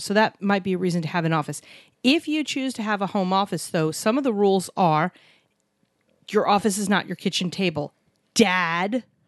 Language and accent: English; New York City, New York, United States; where we grew up in New York City, a lot of doctors